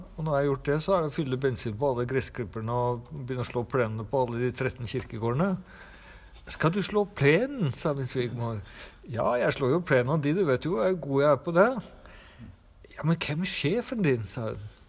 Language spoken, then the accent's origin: Norwegian; Trondheim, Trøndelag, Norway; moved away; also born or lived in Siljan, Telemark; jeg vokste opp i Trondheim